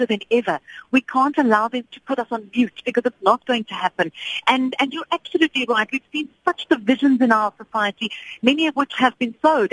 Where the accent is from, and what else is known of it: South Africa